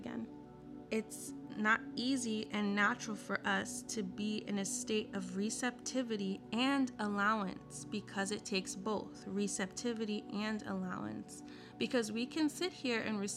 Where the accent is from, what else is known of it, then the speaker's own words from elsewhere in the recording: United States; growing up in America